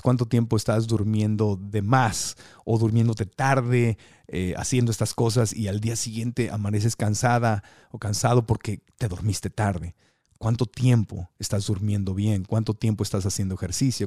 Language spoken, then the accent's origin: Spanish; Tijuana, Baja California, Mexico; yo soy de Tijuana y de chiquito mi familia y yo hablábamos así, amá, y así nos quejábamos, ¿verdad? Con el acento